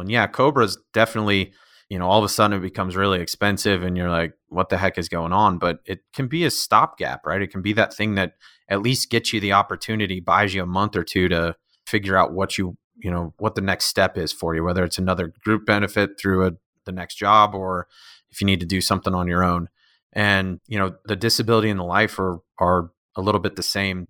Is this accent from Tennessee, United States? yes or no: no; Northern Colorado, United States; also born or lived in Chicago; now in Colorado Springs, United States; I'm from Northern Colorado originally.